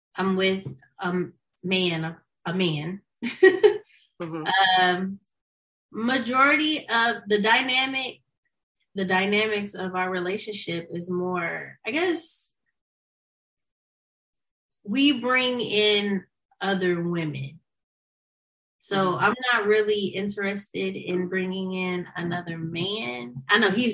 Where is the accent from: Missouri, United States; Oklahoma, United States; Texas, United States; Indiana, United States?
Missouri, United States; St. Louis; now in Los Angeles, United States; I am from St. Louis, Missouri, but I live in Los Angeles, California